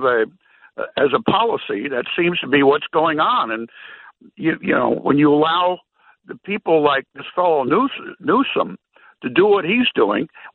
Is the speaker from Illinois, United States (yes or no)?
no; New York City, New York, United States; now in Lake George, United States; I was born in Manhattan, and I lived in Manhattan